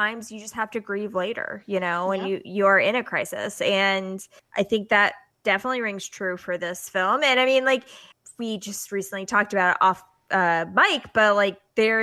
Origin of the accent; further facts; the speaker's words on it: Pensacola, Florida, United States; my hometown, Pensacola, Florida